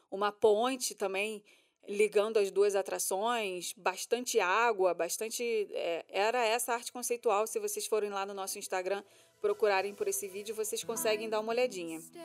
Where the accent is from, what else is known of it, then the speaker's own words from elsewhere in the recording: Brazil; a gente é brasileiro